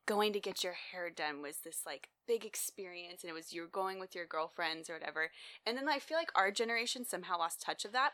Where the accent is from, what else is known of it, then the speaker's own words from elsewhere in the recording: Texas, United States; moved away as an adult; now in California, United States; I grew up in Texas my whole life, and so I made a big move when I moved out to California about two years ago